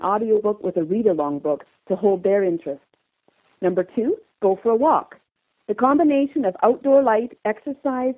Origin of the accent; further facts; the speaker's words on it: Calgary, Alberta, Canada; I'm from Calgary, Alberta, Canada